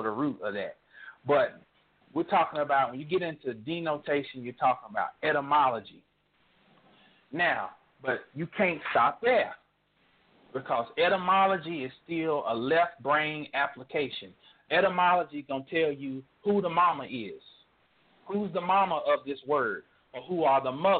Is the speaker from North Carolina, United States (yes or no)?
yes; North Carolina, United States; now in Texas, United States; I'm from North Carolina